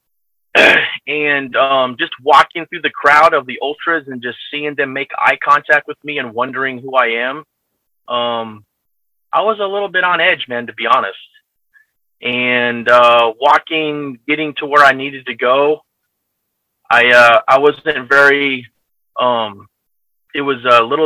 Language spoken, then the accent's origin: English; United States; moved away as an adult; also born or lived in California / Naples, Italy; now in Italy; I'm an American